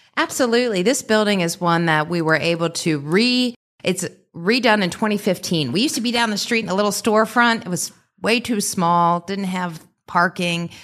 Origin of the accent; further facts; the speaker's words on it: Delhi Township, Ohio, United States; also born or lived in Clifton, Cincinnati; I grew up in Delhi. My parents and my sister still live in Delhi